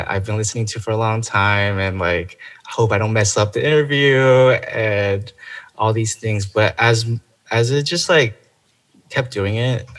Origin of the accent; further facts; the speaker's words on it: Chino Hills, California, United States; moved away as an adult; now in Los Angeles, United States; I originally am from, you know, it's called the Inland Empire. It's Chino Hills.